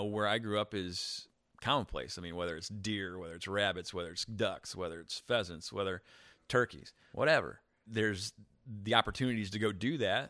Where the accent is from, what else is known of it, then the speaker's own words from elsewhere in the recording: Eureka, Illinois, United States; now in Chicago, United States; I grew up in a small town.